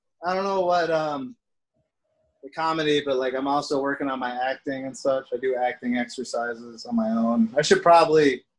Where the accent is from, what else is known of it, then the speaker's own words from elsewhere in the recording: Sterling Heights, Michigan, United States; also born or lived in Detroit; now in Denver, United States; Growing up in Detroit and like outside of Detroit, Sterling Heights